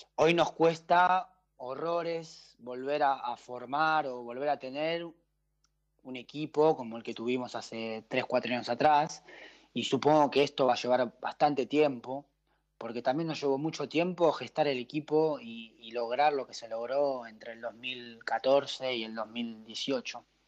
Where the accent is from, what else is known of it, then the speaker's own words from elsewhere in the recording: Argentina; moved away as an adult; also born or lived in Switzerland / Belgium; en Argentina que arrancamos en marzo y y terminamos en noviembre